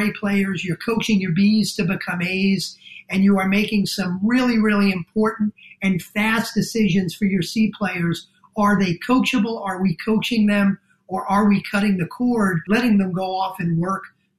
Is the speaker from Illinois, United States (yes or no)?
no; New Jersey, United States; accent: New Jersey; my New Jersey accent